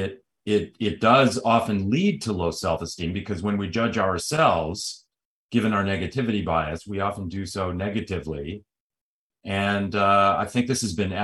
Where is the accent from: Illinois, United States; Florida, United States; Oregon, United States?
Illinois, United States; Chicago; moved away as an adult; now in California, United States; I'm originally from Chicago, a city that's often compared to Toronto